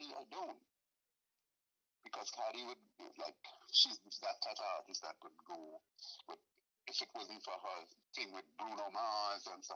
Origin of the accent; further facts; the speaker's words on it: Trinidad & Tobago; now in United States; I'm from Trinidad. I am from Trinidad and Tobago. I wasn't born in the United States.